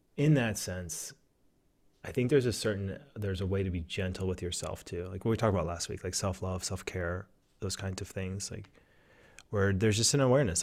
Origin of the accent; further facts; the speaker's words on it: Southwest Pennsylvania, United States; now in Oregon, United States; I grew up in Southwest Pennsylvania.